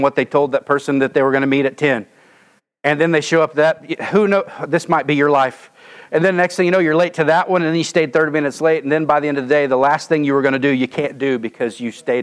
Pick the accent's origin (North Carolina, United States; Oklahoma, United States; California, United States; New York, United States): Oklahoma, United States; moved away as an adult; I'm from Oklahoma